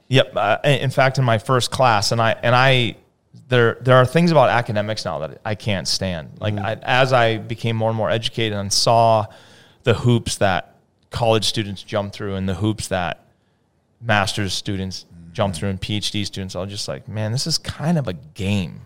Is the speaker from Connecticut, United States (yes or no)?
yes; Hartford, Connecticut, United States; I was born in Hartford, Connecticut.